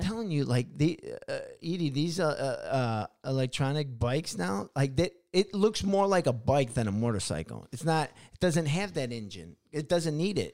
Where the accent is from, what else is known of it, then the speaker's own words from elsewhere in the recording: Chicago, Illinois, United States; now in California, United States; I grew up in Illinois, you know, uh, in Chicago.